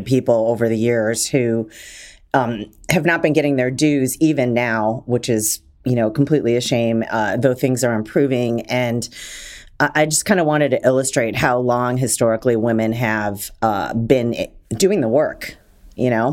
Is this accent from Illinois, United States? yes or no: no; Detroit, Michigan, United States; I'm from Detroit